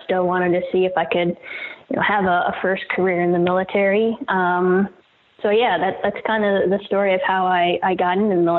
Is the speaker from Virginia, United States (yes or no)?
yes; Virginia, United States; I'm born and raised in Virginia, in the country, and, an area of Virginia that's pretty, rich in our nation's history, military history.